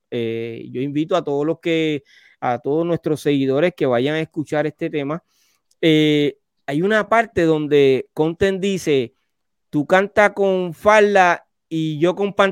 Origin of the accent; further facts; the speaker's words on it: Medellín, Antioquia, Colombia; yo soy paisa. Yo soy de Medellín.